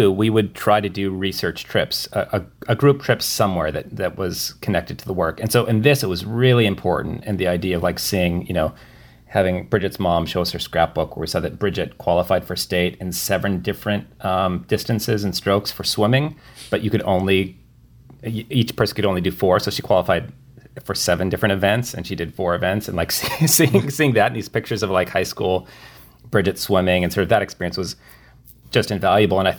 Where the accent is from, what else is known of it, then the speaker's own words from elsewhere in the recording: Midwest, United States; we're from the Midwest